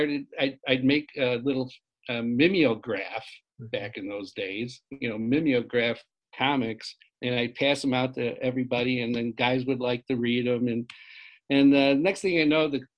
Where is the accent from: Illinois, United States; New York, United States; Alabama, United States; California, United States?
Illinois, United States; Joliet; I grew up in Joliet, Illinois, which is about 60 miles southwest of Chicago